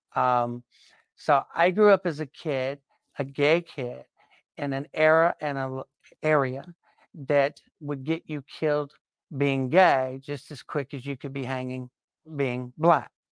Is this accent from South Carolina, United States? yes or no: yes; South Carolina, United States; I grew up in South Carolina in the nineteen sixties and seventies